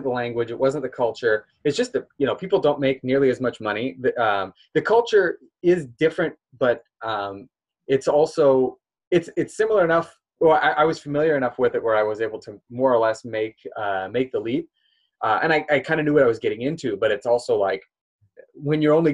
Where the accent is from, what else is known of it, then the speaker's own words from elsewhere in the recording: Omaha, Nebraska, United States; moved away; also born or lived in Israel; I'm from Nebraska originally.